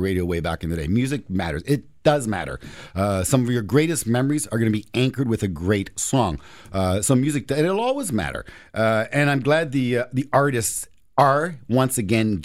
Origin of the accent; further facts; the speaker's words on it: Toronto, Ontario, Canada; you and I grew up in Toronto.